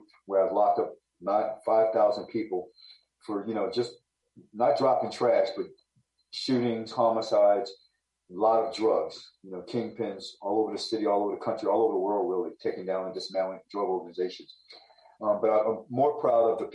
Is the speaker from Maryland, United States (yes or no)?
yes; Baltimore, Maryland, United States; moved away as an adult; I'm from Baltimore City. I'm born and raised. I don't live there now.